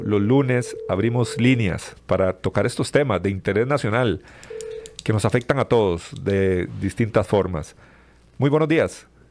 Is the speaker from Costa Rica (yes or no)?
yes; Costa Rica